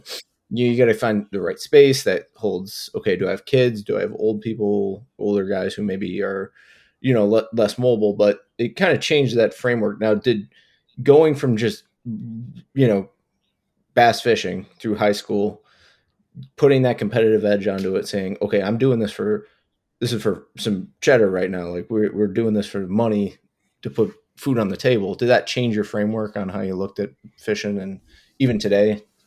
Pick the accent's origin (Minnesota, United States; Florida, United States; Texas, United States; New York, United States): New York, United States; Buffalo; I grew up in Buffalo, New York